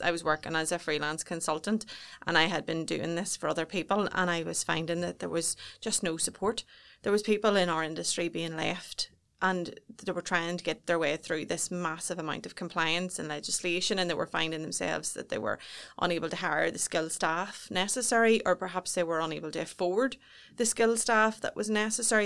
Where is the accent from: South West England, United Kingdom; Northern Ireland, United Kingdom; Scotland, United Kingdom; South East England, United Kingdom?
Northern Ireland, United Kingdom; Newry; I was brought up just outside Baysburg, so just on the cusp of Newry, and I've never ve-, ventured too far away